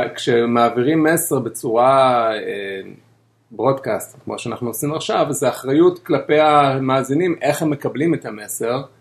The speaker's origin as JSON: {"language": "Hebrew", "town": "Bnei Brak", "region": "Tel Aviv District", "country": "Israel", "tie": "born or raised there"}